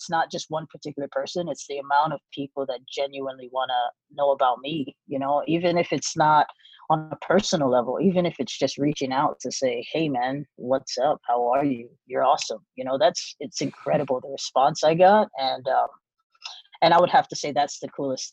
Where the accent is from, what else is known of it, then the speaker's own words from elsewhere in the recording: Hawaii, United States; I was born and raised in Hawaii